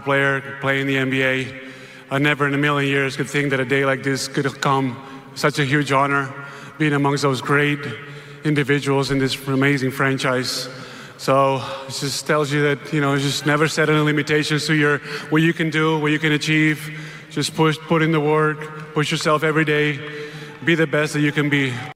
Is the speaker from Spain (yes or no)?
yes; Spain; moved away; As a kid growing up in Spain